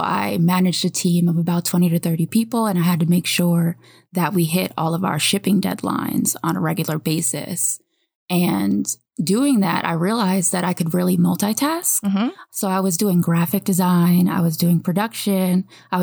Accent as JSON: {"language": "English", "region": "New York", "country": "United States", "also_born_or_lived": "Savannah, Georgia", "moved": "as an adult", "lives_now": "California, United States", "said": "I'm from New York originally"}